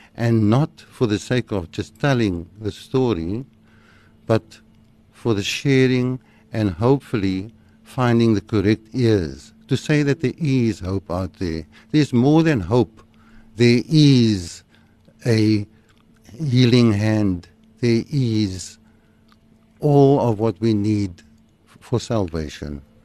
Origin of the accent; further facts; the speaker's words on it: Cape Town, Western Cape, South Africa; also born or lived in Woodstock, Cape Town; I grew up in Manenberg. Uh, I was born in Woodstock, and at the age of two, we moved to Manenberg.